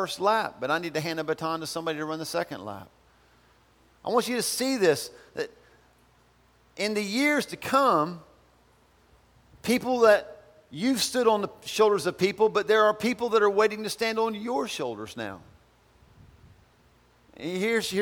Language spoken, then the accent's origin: English; Albemarle, North Carolina, United States; I'm from Albemarle.